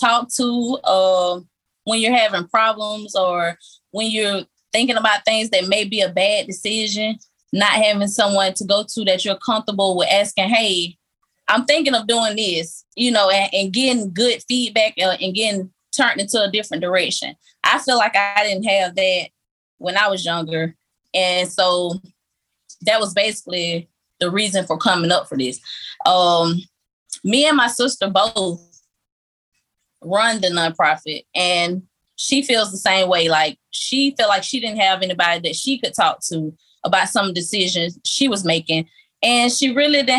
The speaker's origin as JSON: {"language": "English", "town": "Macon", "region": "Georgia", "country": "United States", "tie": "born or raised there", "said": "Growing up in Macon, Georgia, which is full of crime"}